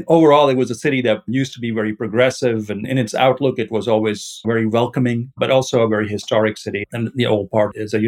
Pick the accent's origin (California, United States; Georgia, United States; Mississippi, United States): Mississippi, United States; I'm from Mississippi. I've been here since 92. This is where my home is.